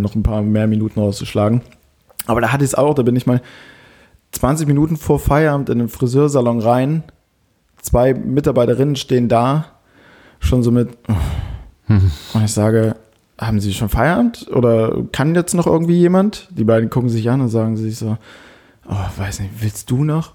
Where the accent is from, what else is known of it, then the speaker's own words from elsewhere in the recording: Germany; bei uns in Deutschland